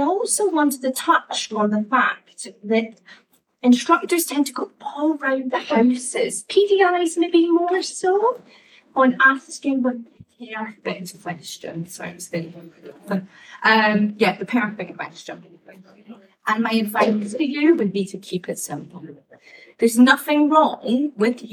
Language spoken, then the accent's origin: English; Scotland, United Kingdom; I'm the Scottish girl.